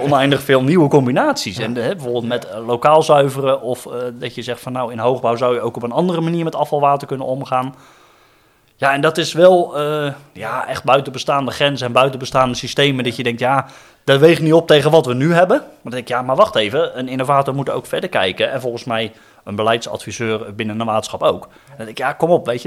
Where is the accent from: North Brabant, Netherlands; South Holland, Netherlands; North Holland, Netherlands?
South Holland, Netherlands; Rotterdam; ik kom dan uit Rotterdam